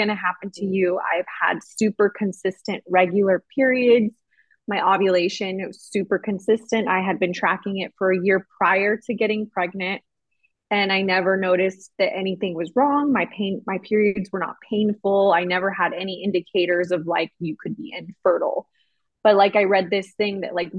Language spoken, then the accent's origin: English; United States; moved away as an adult; now in Finland; as an American